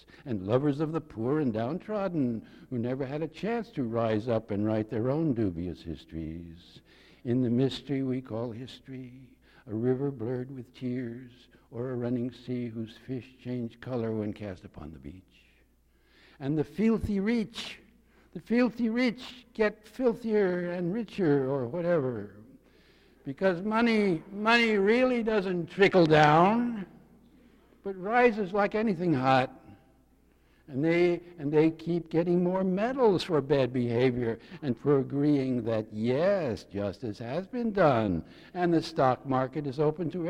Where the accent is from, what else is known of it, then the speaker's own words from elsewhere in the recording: Yonkers, New York, United States; I was born 100 yards north of Van Cortlandt Park, South Yonkers